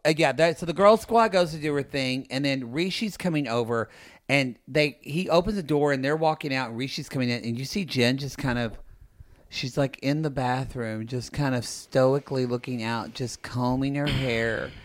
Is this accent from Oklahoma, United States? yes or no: yes; Ardmore, Oklahoma, United States; I'm from Ardmore, Oklahoma